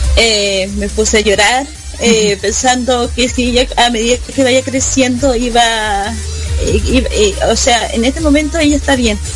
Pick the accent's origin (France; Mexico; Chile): Chile; Osorno, Los Lagos; Aquí estoy desde Chile, Osorno, décima región de los lagos. Eh, nacida eh, de acá, de mi región, de eh, de mi país natal